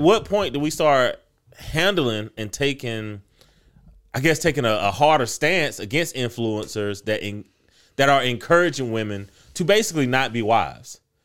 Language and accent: English; United States